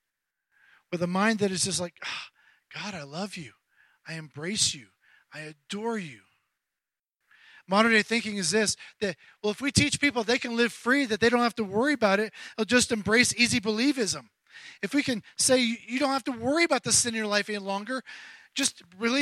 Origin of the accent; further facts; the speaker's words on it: Charleston, South Carolina, United States; my hometown of Charleston, South Carolina